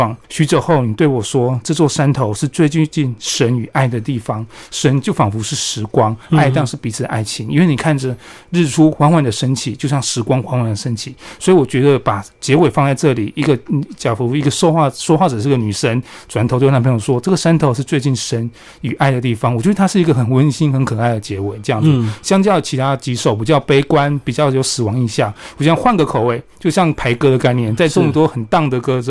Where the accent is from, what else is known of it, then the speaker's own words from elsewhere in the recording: Chiayi, Taiwan; 然后大家问我都会说啊，你们你家住离阿里山很近啊？没有，这错误概念。家住嘉义不会离阿里山很近